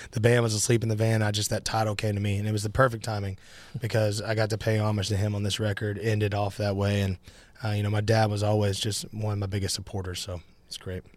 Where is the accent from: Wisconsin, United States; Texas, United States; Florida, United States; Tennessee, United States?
Tennessee, United States; Nashville; I'm born and raised in Nashville